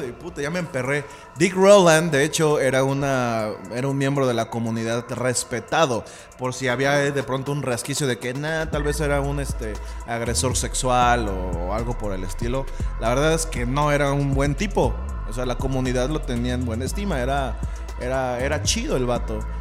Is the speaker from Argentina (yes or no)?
no; Mexico; nosotros como mexicanos